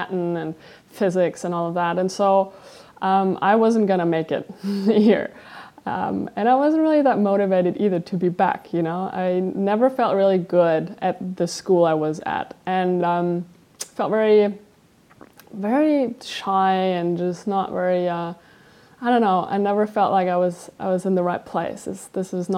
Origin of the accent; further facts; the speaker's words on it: small town just north of Munich, Bavaria, Germany; I grew up in Germany, in this town where I'm right now. It's a small town just north of Munich